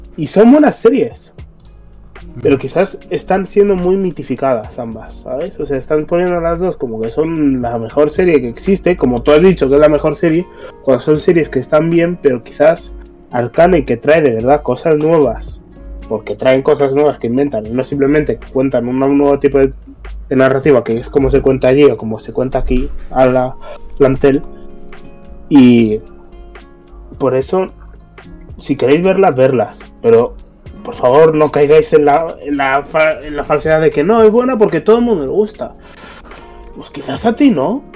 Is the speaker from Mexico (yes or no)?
no; Spain